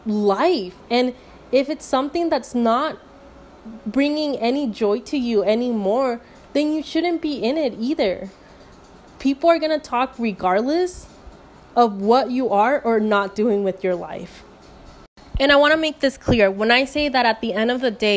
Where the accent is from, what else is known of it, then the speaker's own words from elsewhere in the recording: Mexico; I'm from Mexico